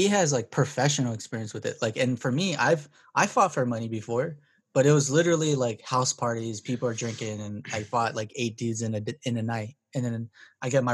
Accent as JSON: {"language": "English", "town": "Compton", "region": "California", "country": "United States", "tie": "born or raised there", "said": "I grew up in Compton."}